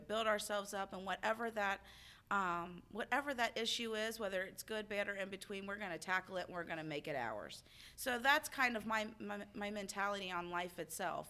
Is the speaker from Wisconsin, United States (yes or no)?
no; Cincinnati, Ohio, United States; I am from Cincinnati, Ohio